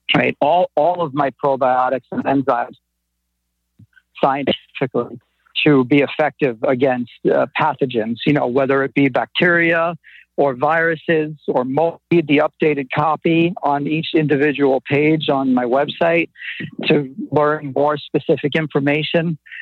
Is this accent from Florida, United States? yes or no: no; New York City, New York, United States; I'm from Brooklyn, and it just comes out sometimes